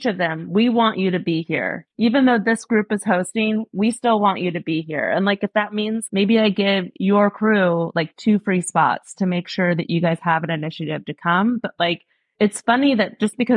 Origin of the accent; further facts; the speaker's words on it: Portland, Oregon, United States; moved away; I grew up in Portland, Oregon. I've thrown a number of races in my hometown just because I love Portland.